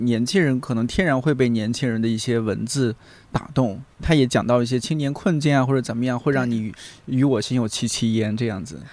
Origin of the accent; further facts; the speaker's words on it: Shanxi, China; moved away; 我们三晋大地，人杰地灵啊